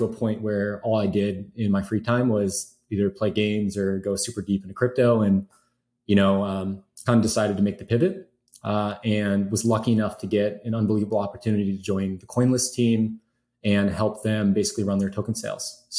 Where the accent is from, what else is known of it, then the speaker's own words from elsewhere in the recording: Chicago, Illinois, United States; I grew up in Chicago